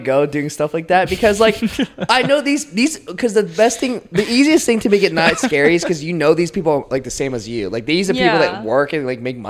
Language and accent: English; Raleigh, North Carolina, United States; now in Charlotte, United States; I grew up in Raleigh